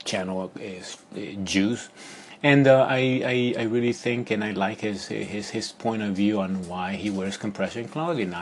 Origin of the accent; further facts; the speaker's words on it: Ecuador; moved away; when I was living in Ecuador